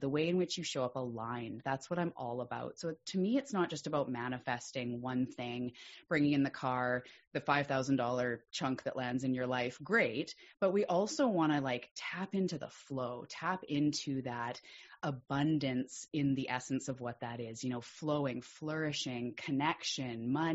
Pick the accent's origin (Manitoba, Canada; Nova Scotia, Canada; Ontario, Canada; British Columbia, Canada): British Columbia, Canada; Vancouver Island; I'm also a Canadian from the west coast of Canada on an island called Vancouver Island